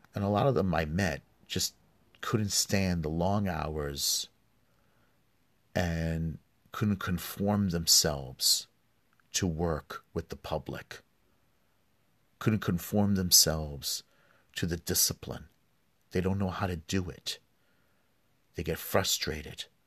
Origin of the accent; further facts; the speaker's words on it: New York City, New York, United States; I grew up in New York